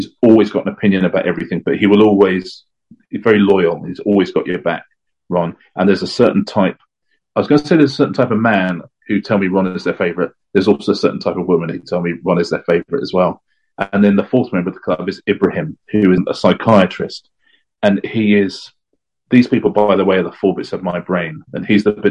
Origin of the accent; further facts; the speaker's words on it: England, United Kingdom; as an Englishman